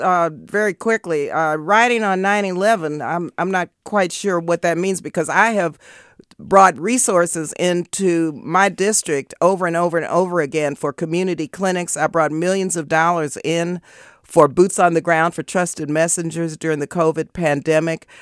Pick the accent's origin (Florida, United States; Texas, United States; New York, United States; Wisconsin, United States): Texas, United States; El Paso; now in Oakland, United States; I was born and raised in El Paso, Texas